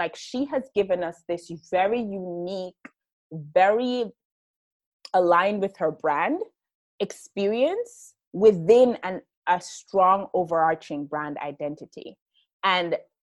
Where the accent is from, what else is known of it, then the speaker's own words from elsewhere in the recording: Jamaica; specifically being Jamaican and how that fits into that, living in Jamaica